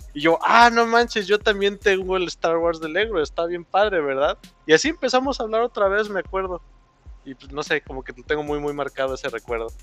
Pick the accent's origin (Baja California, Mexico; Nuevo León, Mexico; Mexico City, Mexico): Mexico City, Mexico; moved away; yo allá, yo soy chilango